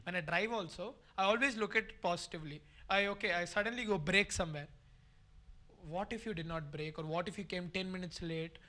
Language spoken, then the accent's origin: English; Salem, Tamil Nadu, India; moved away as an adult; I'm from Tamil Nadu